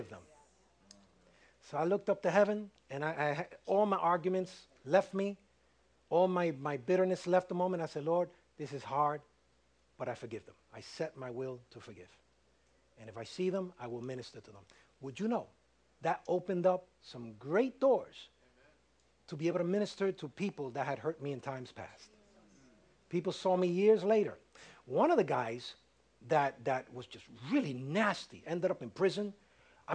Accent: New York City, New York, United States; I was raised in Harlem

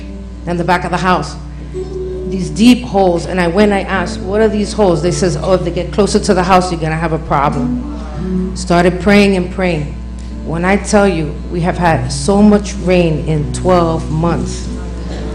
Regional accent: New York City, New York, United States; moved away as an adult; now in Texas, United States; I'm from New York City

